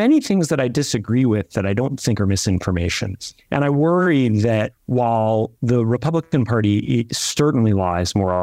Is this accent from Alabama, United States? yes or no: no; New York, United States; I'm a New Yorker